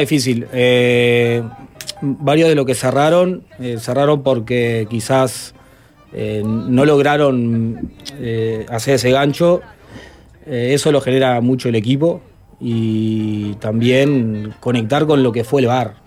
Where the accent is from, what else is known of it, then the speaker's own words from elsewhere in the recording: Montevideo, Uruguay; yo me crié en La Teja, hasta los 21 años vivía ahí